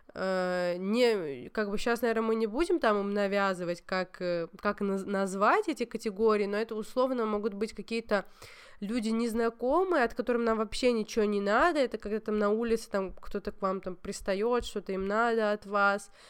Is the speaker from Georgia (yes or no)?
yes; Georgia; я грузинка